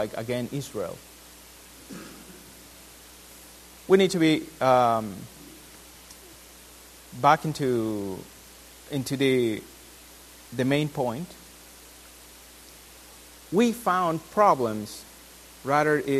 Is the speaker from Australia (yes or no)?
no; Peru; now in United States; I'm from Peru